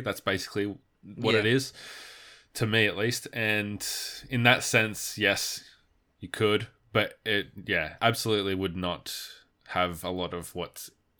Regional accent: Australia; Like, we're Australian, we're straight white males.

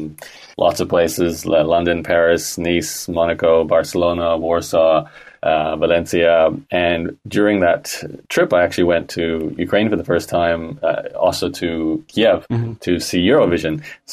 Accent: Australia; accent: Canadian; Well, born and raised in Australia, although I sound like a Canadian, so I've always had a connection to both countries, and I am a citizen of both countries.

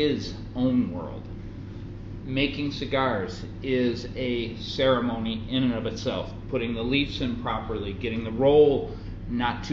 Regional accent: Florida, United States; when I was growing up in Florida, there was a little store

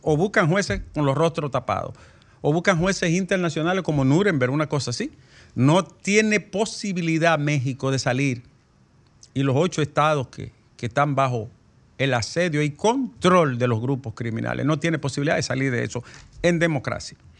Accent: Bonao, Monseñor Nouel, Dominican Republic; mi pueblo, Bonao

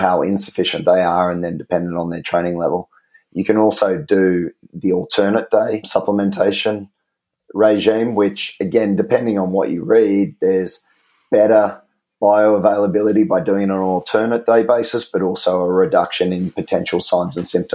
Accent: Australia; I'm not a kiwi. I'm an Aussie

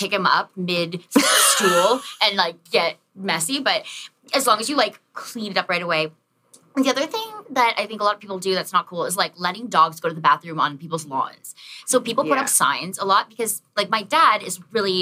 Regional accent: Chatham, Ontario, Canada; moved away as an adult; also born or lived in Windsor, Ontario; now in Toronto, Canada; I was born in Chatham, Ontario.

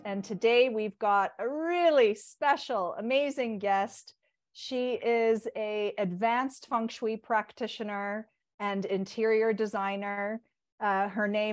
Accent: Toronto, Ontario, Canada; I'm a part North American, born and raised in Toronto

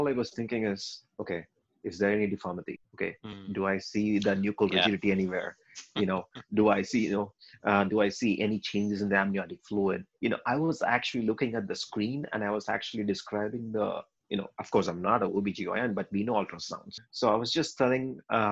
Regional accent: India; we are Indian

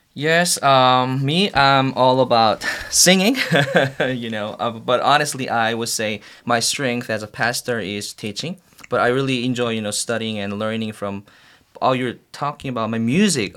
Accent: South Korea; English is a second language; moved away as an adult; also born or lived in Washington, D.C. / Missouri; now in United States; I was born and raised in Korea, South Korea

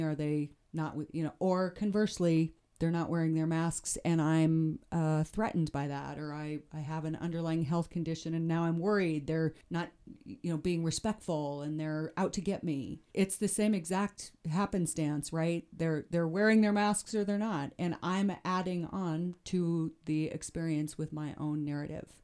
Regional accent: Shell, Wyoming, United States; also born or lived in Greybull, Wyoming; now in Jackson, United States; I grew up in northern Wyoming

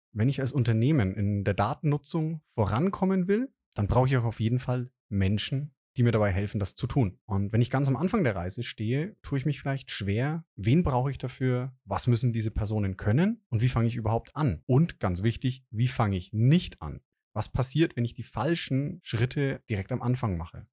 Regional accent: Franconia, Germany; als Franke

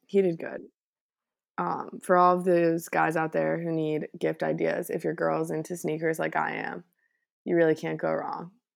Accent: Connecticut, United States; I grew up in Connecticut

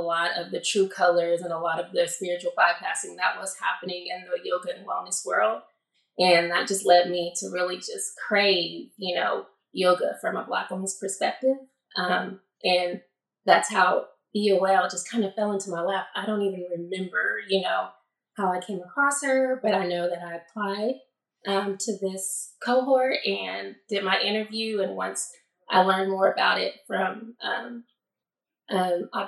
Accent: New Mexico, United States; moved away as an adult; also born or lived in Santa Cruz / Costa Rica / Atlanta / Oklahoma; now in Portland, United States; I grew up in New Mexico

